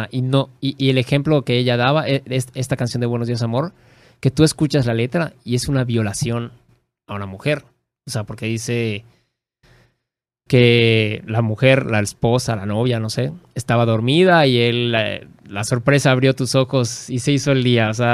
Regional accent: Mexico; porque no somos ni españoles ni indígenas, somos mexicanos.

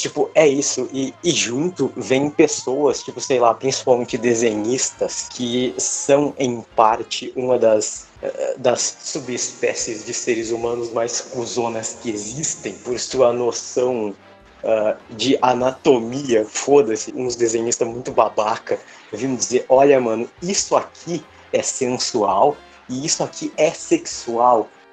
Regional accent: Brazil; nós somos brasileiros, o nosso povo é um coquetel genético

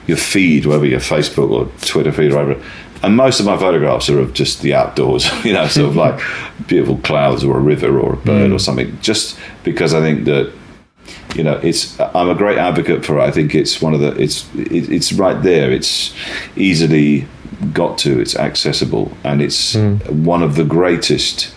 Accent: West Country, South West England, United Kingdom; I grew up in the West Country, the west of England.

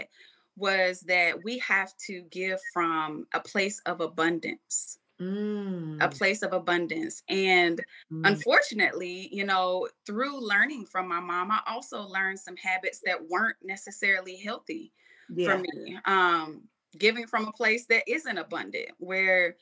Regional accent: Madison, Georgia, United States; I'm born and raised in Georgia, Madison, Georgia, to be specific

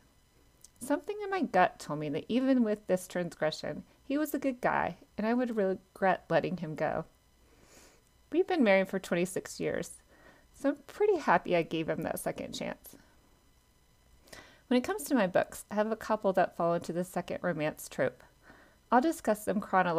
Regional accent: South Georgia, United States; I grew up in South Georgia in a pecan orchard

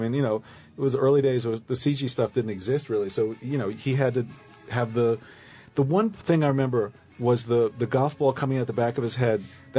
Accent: New York, United States; We're from New York, but we come out

